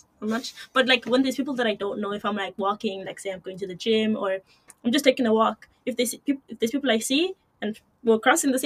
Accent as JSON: {"language": "English", "country": "Eswatini", "tie": "born or raised there", "also_born_or_lived": "Kenya", "moved": "yes", "lives_now": "Ireland", "said": "I grew up in Swaziland, like I said, it's still like, it's not a developed country"}